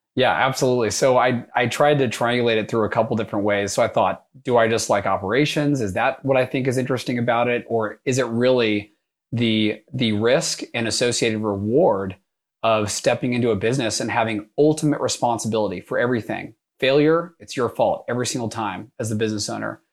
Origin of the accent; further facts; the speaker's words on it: North Texas, United States; moved away as an adult; also born or lived in New York; I grew up in North Texas